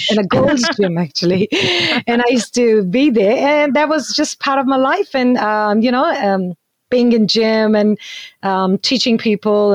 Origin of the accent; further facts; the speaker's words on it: Himachal Pradesh, India; moved away as an adult; also born or lived in Invercargill, New Zealand; now in Rotorua, New Zealand; I am from Himachal.